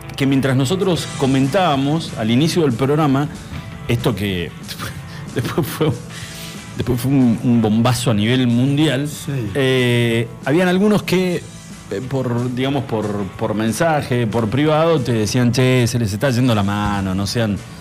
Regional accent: Argentina

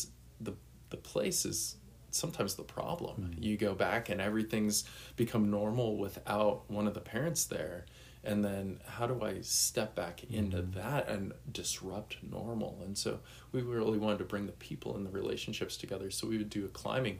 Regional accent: Boulder, Colorado, United States; moved away as an adult; also born or lived in overseas; I'm originally from Boulder, Colorado. I currently live in Denver after being overseas for 15 years.

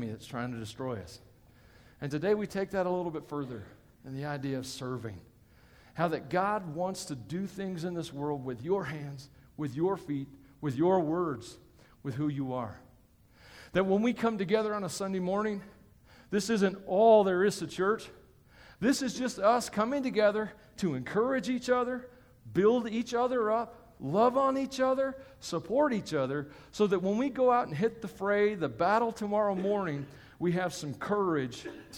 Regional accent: Tennessee, United States; I come from Tennessee, and it's a very wet part of the country

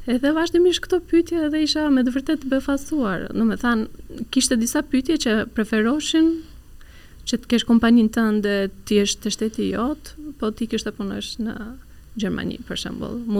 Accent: Turkey; Albanian is a second language; moved away as an adult; now in Albania; kur kam qenë në Turqi duke punuar

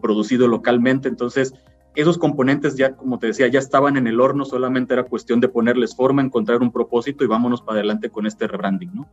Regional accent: Mexico; nosotros como clientes mexicanos

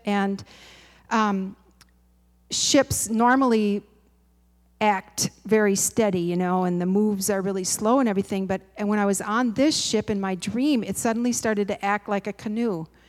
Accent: Midwest, United States; I'm a Midwesterner

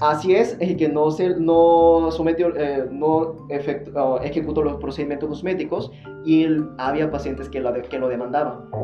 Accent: Seoul, South Korea; now in Monterrey, Mexico; De Corea del Sur, eh, soy, eh, bueno, en, la capital de Seúl

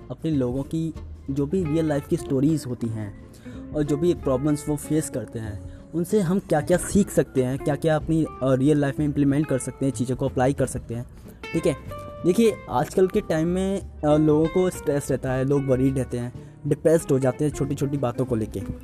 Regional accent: Agra, Uttar Pradesh, India; मैं आगरा से बिलोंग कर

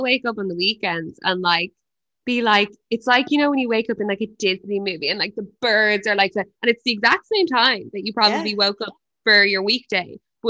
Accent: Ireland

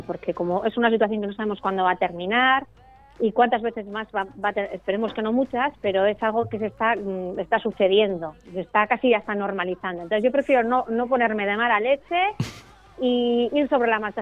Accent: Eibar, Basque Country, Spain; yo soy de Ibar, que es un pueblo de Guipúzcoa

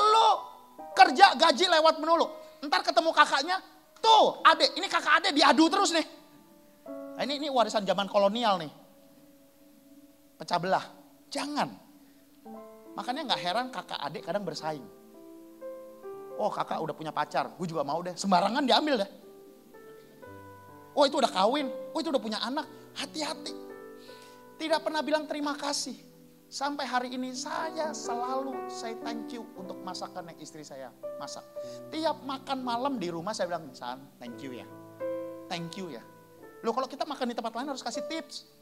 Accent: Sumatra, Indonesia; Saya ini orang Sumatera.

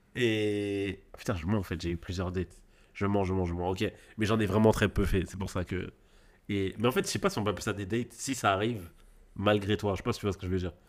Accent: Marseille, Provence-Alpes-Côte d'Azur, France; en tant que Marseillais

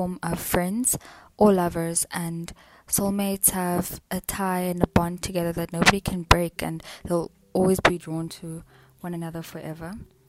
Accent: Eastern Cape, South Africa; now in Johannesburg, South Africa; I'm originally from the Eastern Cape, but I live in Johannesburg.

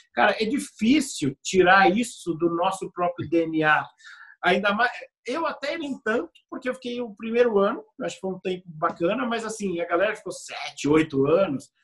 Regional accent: Brazil; I'm from Brazil.

